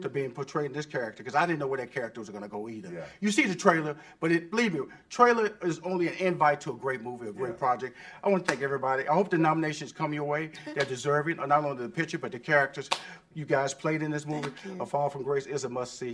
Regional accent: Houston, Texas, United States; moved away; I was in Houston. That's my hometown. Everybody know I'm from Fifth Ward

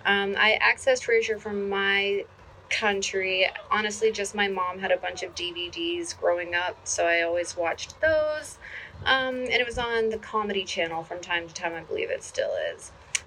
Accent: Ontario, Canada; I'm from Ontario, Canada.

